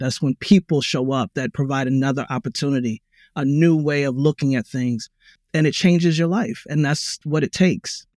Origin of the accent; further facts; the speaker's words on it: Baltimore, Maryland, United States; Black American, I was born in Baltimore